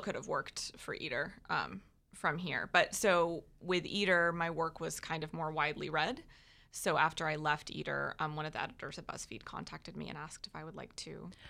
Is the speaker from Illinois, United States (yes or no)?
no; Jacksonville, Florida, United States; also born or lived in North Georgia / Dallas, Texas; I was born in North Georgia, but I've lived in Jacksonville since I was like two